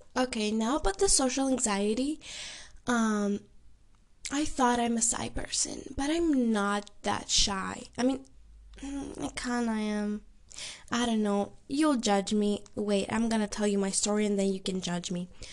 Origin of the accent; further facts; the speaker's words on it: Greece; I'm from Greece, which is something unusual for them